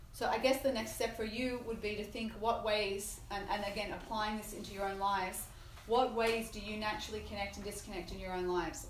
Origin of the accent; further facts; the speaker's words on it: Australia; I'm Australian